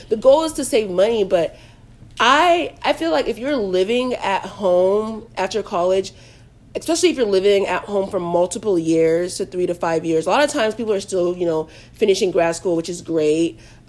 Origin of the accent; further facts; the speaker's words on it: Nigeria; I'm Nigerian, so you know my parents want me to stay at home until a man comes and marries me